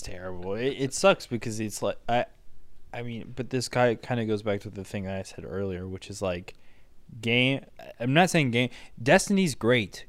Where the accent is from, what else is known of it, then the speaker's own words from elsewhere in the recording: United States; as an American